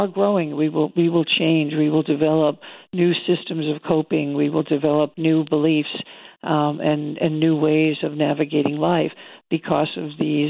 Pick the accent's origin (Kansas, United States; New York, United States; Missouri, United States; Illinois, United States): New York, United States; I'm a New Yorker. I come from a long line of easily frustrated people